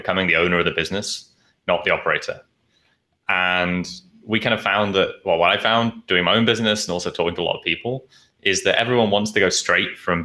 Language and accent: English; Nottingham, East Midlands, United Kingdom; moved away as an adult; also born or lived in London; now in Asia; I was living in London before I moved to Asia, but I'm from Nottingham, like in the middle.